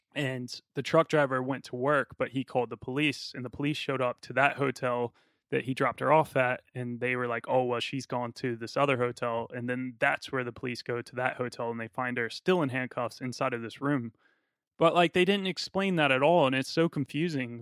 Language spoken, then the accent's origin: English; United States; I'm from America